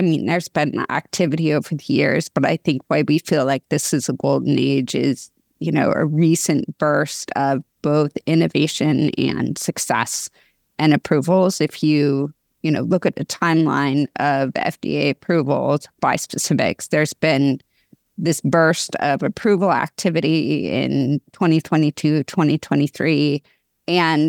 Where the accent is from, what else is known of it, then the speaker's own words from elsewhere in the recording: West Coast, United States; also born or lived in Portland / Seattle / Sacramento; So we moved around the West Coast when I was a kid, Portland, Seattle, Sacramento.